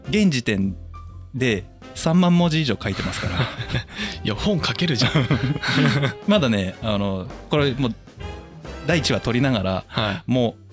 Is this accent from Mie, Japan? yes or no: no; Shizuoka, Japan; 僕ら静岡県民はそう思うんですけど